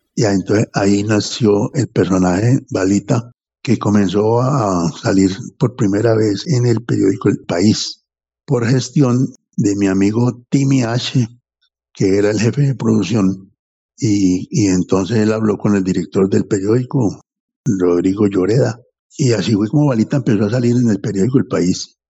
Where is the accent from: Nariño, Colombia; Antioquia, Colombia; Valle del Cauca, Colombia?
Antioquia, Colombia; Anzá; also born or lived in Medellín, Colombia; yo nací en, el, en Anzá, un pueblito del occidente de Antioquia, pero a los 10 años me llevaron para Medellín